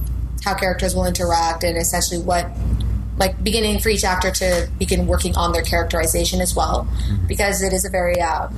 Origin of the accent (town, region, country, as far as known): Rockland, Ontario, Canada; born or raised there; also born or lived in Ottawa